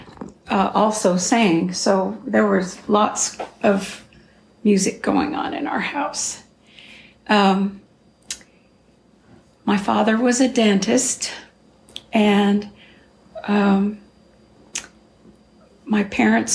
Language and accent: English; Glendale, California, United States; I was born in Glendale, California